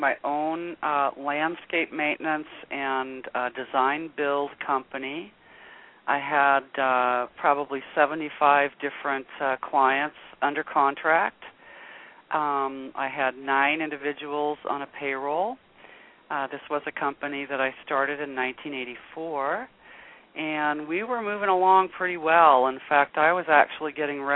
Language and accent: English; Los Angeles, California, United States; moved away as an adult; also born or lived in Minneapolis; now in Sacramento, United States; I'm originally from Los Angeles, but I had left there very young. I was about 18